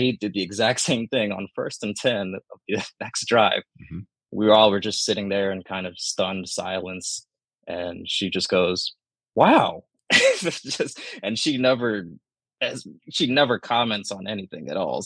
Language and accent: English; Nairobi, Kenya; moved away; I'm from Kenya, Nairobi, Kenya. Mm-hmm. That's where I was born